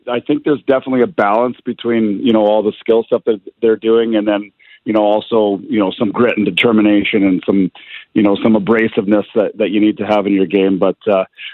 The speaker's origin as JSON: {"language": "English", "town": "Camrose", "region": "Alberta", "country": "Canada", "tie": "born or raised there", "also_born_or_lived": "Winnipeg", "moved": "as an adult", "said": "I grew up in Camrose, so, a real small community"}